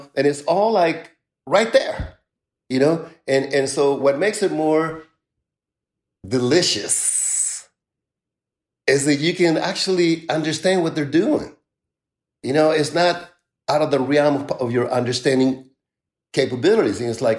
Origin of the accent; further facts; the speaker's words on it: San Francisco, California, United States; And so for me, growing up in San Francisco was like the ultimate university of being connected to it all.